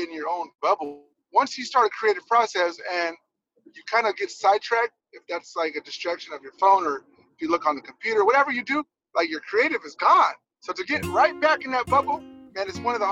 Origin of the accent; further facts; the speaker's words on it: Los Angeles, California, United States; I grew up in Venice, so I was on the Bulldogs